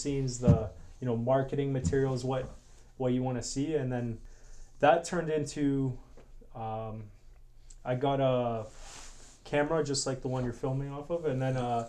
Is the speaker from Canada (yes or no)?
yes; Canada; also born or lived in Poland; I was born in Canada. My parents, they're Polish. My background's Polish, and yeah, I was born here actually.